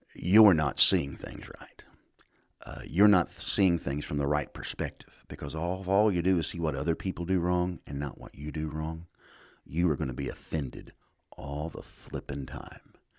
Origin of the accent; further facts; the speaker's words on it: United States; I'm a Christian before I'm an American